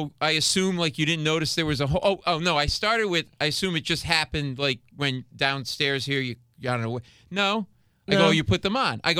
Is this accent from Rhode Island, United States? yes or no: yes; Rhode Island, United States; now in New York, United States; I grew up in New England and Rhode Island.